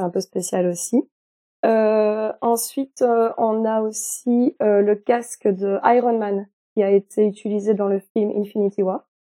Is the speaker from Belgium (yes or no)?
yes; Belgium; ici en Belgique, parfois, on me parle en allemand. Et j'ai beau parler en français avec ma famille